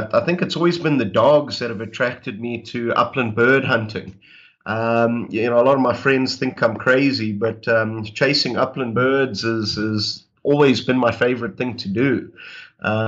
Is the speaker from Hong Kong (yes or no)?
no; Zimbabwe; moved away as an adult; also born or lived in Botswana / Florida / Illinois; now in Texas, United States; I was born and raised in Zimbabwe, in Southern Africa, and met a woman, and she brought me over to the States.